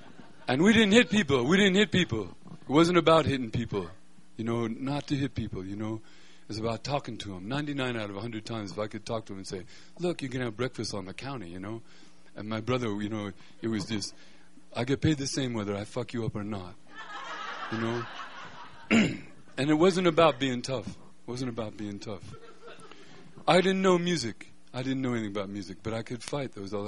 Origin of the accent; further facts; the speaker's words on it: Denver, Colorado, United States; I grew up in Denver